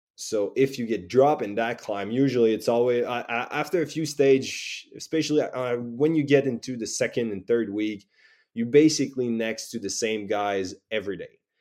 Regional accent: Saguenay, Quebec, Canada; moved away as an adult; now in France; back and forward, uh, to my hometown

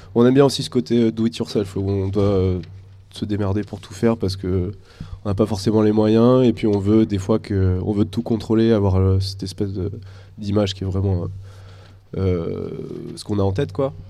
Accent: Angoulême, Nouvelle-Aquitaine, France; je viens d'Angoulême aussi

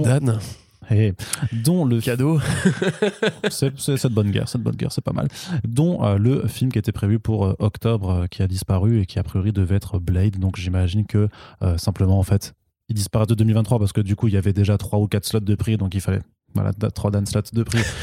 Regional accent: the East, eastern France, France; je viens de l'Est

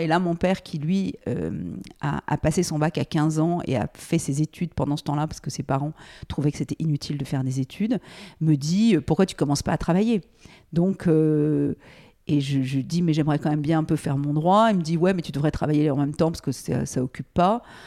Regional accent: Paris, Île-de-France, France; moved away as an adult; also born or lived in United States; Je euh, suis née à Paris, euh, mes parents habitaient Paris

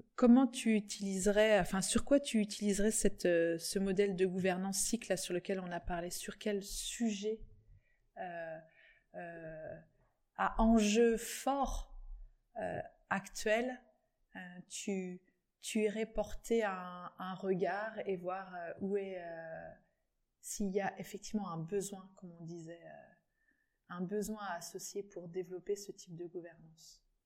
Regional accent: Plouër-sur-Rance, Brittany, France; je suis de Plouer, je suis partie, je suis revenue

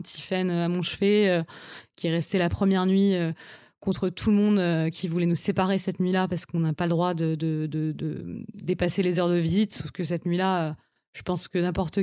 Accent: Paris, Île-de-France, France; Je suis une Parisienne depuis toujours. J'ai grandi à Paris, j'ai fait toutes mes études à Paris.

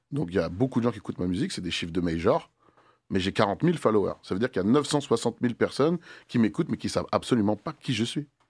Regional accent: Le Mée-sur-Seine, Île-de-France, France; Terminus de R E R, des Melun, le Mai sur Seine

